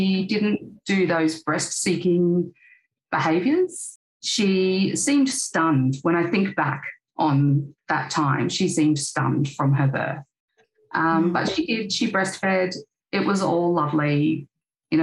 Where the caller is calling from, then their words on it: Queensland, Australia; I'm speaking from Quandamooka country in Queensland.